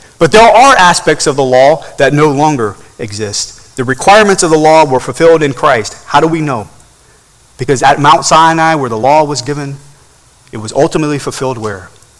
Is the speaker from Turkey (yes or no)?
yes; Turkey; growing up in Turkey, we would travel to Germany for vacation every once in a while